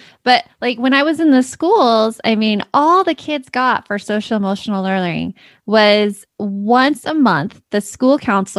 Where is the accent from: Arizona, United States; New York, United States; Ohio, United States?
Arizona, United States; It's my hometown.